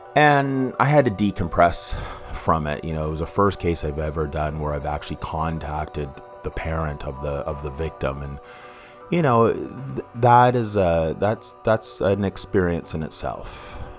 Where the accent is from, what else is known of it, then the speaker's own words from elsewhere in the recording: Vancouver, British Columbia, Canada; I grew up in East Vancouver